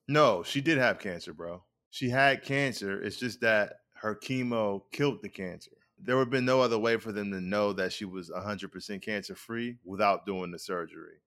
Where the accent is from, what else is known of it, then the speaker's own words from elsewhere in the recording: Rochester, New York, United States; I'm originally from Rochester, New York